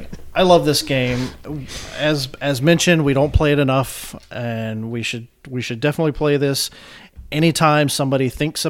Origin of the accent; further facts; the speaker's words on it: Mississippi, United States; growing up in Mississippi